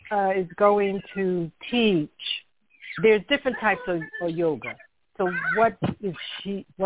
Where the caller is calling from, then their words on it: Philadelphia, Pennsylvania, United States; I'm calling from Philadelphia.